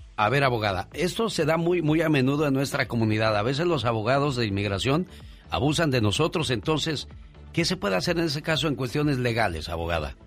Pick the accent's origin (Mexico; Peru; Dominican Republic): Mexico; Tabasco; also born or lived in Salinas, California / Fresno, California; now in California, United States; un día salí de Tabasco, pero Tabasco no nunca salió de mí